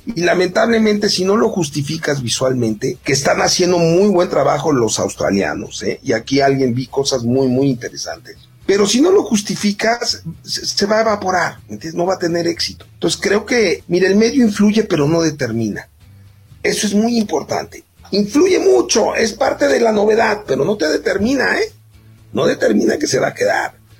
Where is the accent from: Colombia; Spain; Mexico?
Mexico; nosotros como mexicanos